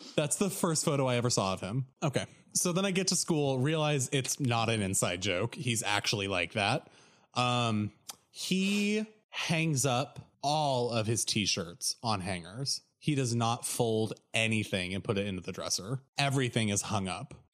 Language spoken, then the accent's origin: English; Oregon, United States; moved away as an adult; I'm from Oregon